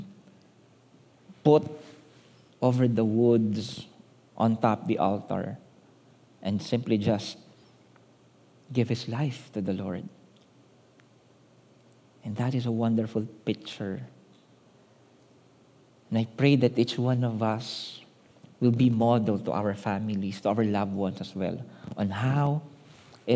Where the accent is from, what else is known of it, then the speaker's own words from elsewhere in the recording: Manila, Metro Manila, Philippines; We grew up in Manila